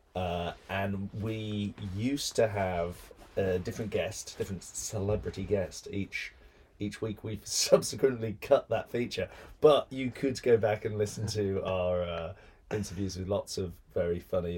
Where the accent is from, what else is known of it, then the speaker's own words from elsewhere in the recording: Birmingham, West Midlands, United Kingdom; I grew up in Birmingham